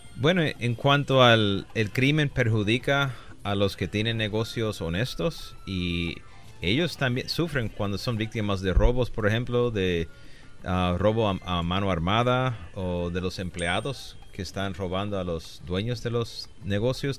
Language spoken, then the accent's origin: Spanish; Aguadilla, Puerto Rico; born or raised there; moved away as an adult; also born or lived in Chicago / Rochester, New York / New York City; now in Los Angeles, United States